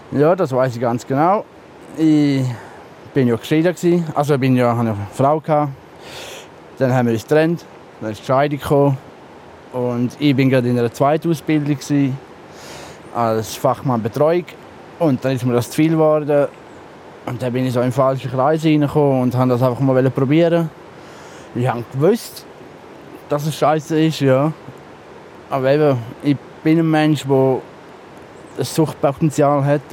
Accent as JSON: {"language": "German", "country": "Switzerland", "tie": "born or raised there", "said": "jetzt bin ich gerade in dem Dorf, wo ich aufgewachsen bin"}